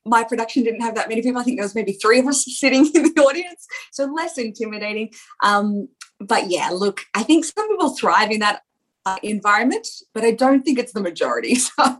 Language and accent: English; Central Coast, New South Wales, Australia; I grew up on the Central Coast